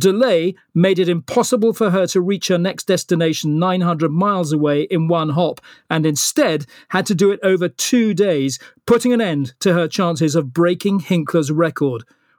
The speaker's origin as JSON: {"language": "English", "country": "Malaysia", "tie": "born there", "said": "I was born in Malaya, actually."}